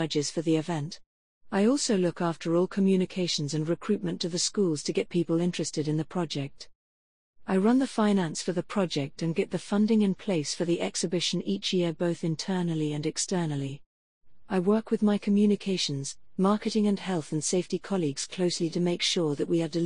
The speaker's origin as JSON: {"language": "English", "country": "Ireland", "said": "I am Irish"}